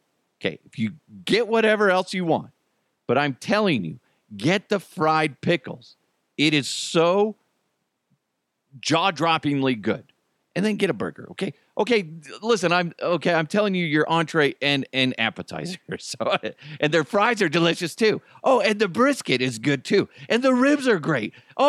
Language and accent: English; New York, United States; Come on. I'm from New York. Hey, fuck you.